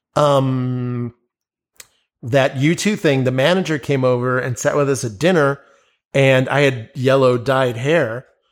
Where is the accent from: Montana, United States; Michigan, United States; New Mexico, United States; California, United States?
New Mexico, United States; Albuquerque; "Oh, so where you from?" I'm like, "Albuquerque."